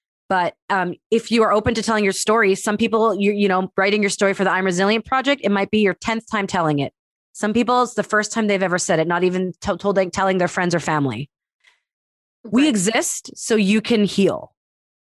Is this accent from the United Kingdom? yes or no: no; Winnipeg, Manitoba, Canada; I grew up in the Jewish community of Winnipeg